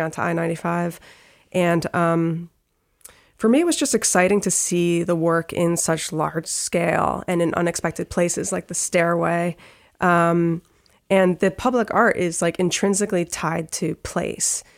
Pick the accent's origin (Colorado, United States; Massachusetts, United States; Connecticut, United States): Connecticut, United States; Trumbull; also born or lived in Providence / Stamford / Greenwich; now in Bridgeport, United States; I was born in Bridgeport. I grew up in Trumbull